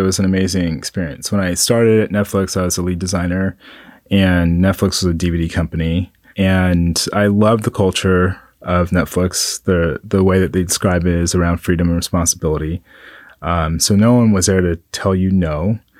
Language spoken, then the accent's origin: English; Kunsan, North Jeolla, South Korea; born there; So I'm a military brat. And with military brats, whenever someone asks a question, it takes a while to explain it. So I was born in Kunsan, Korea, and I'm half black, half Korean.